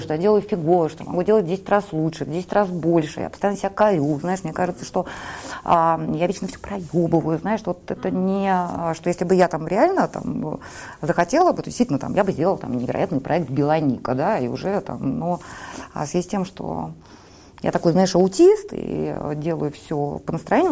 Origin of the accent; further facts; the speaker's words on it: Saint Petersburg, Russia; я выросла в Петербурге